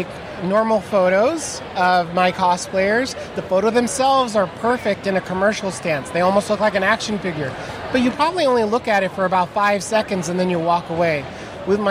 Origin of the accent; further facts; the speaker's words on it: Southern California, United States; now in Tucson, United States; I'm originally from Southern California, and I've been in Tucson about the last 8